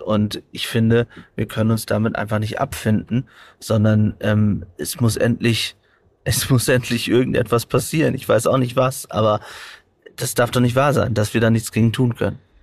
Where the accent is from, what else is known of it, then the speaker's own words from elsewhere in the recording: Germany; als Deutscher